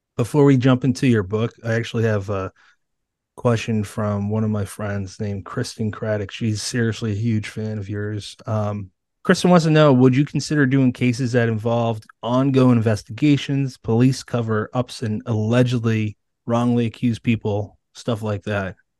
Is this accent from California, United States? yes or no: no; Bridgewater, Massachusetts, United States; I grew up in Bridgewater, Massachusetts, and that's thirty minutes away from Plymouth